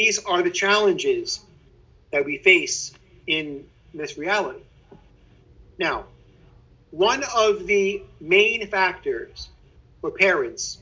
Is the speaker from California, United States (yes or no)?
no; New York City, New York, United States; a kid growing up in Brooklyn, we had an Advent wreath in our house